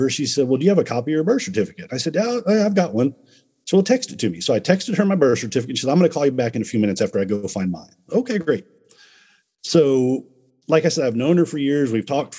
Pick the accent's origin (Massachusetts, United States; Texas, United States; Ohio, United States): Texas, United States; Dallas; I was born in Dallas